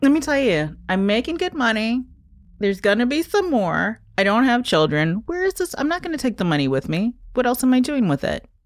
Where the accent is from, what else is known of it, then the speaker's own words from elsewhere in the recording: New York, United States; moved away as an adult; now in Baltimore, United States; I grew up in the Chelsea Hotel